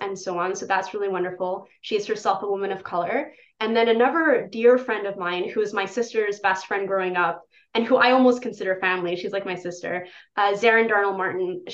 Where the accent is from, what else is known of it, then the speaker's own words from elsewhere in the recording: Poland; moved away; In Poland, my home country